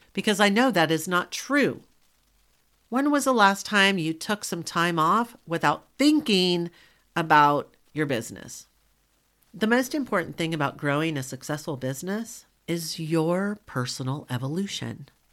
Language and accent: English; Southern, United States; accent: Southern; my Southern colloquialisms